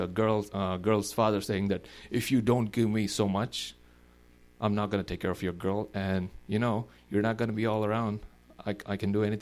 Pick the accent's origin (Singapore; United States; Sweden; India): India; moved away; We are 1.3 billion now in our country